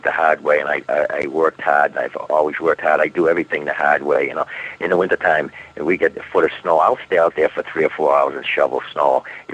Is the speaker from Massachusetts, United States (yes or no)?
yes; Boston, Massachusetts, United States; we're from Boston